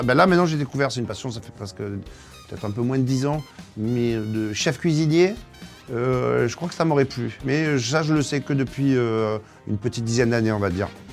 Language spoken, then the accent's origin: French; Marseille, Provence-Alpes-Côte d'Azur, France; Ma région, tout le monde la connaît, je viens de Marseille.